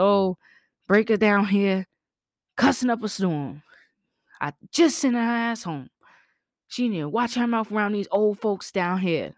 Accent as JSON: {"language": "English", "region": "the South", "country": "United States", "tie": "born or raised there", "said": "I grew up in the South"}